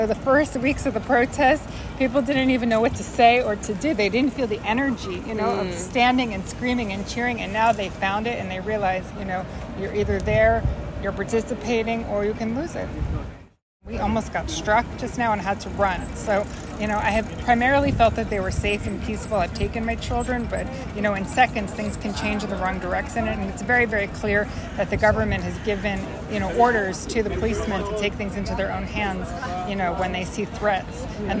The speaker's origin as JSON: {"language": "English", "country": "United States", "moved": "as an adult", "lives_now": "Tel Aviv, Israel", "said": "I'm American"}